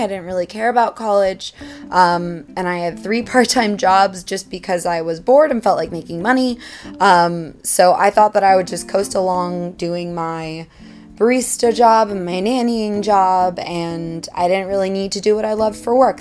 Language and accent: English; Washington, District of Columbia, United States; moved away as an adult; now in Hudson Valley, New York, United States; I'm originally from Washington, D.C., but over the past three years, I have been living in the Hudson Valley of New York